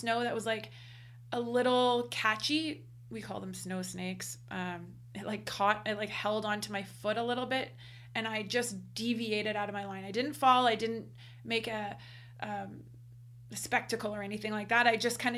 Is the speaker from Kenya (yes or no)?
no; Canada; in Canada here, we competed a lot. I mean, we are Canadian after all